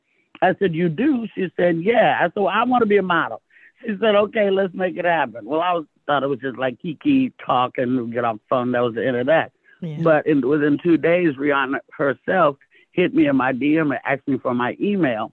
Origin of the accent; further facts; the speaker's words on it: Castro Valley, California, United States; also born or lived in Oakland; I was raised in the Bay Area, I went from Oakland to the suburbs of Castro Valley